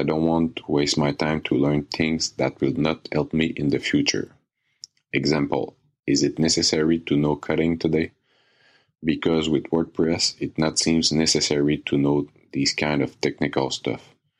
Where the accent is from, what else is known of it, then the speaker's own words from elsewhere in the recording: Canada; English is a second language; I'm from Canada. Excuse me in advance for my bad English.